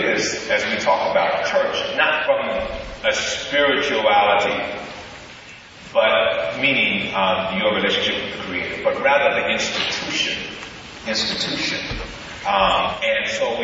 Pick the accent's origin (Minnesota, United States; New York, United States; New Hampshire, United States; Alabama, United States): Alabama, United States; Birmingham; moved away; also born or lived in Columbus, Ohio; I was raised in Birmingham, Alabama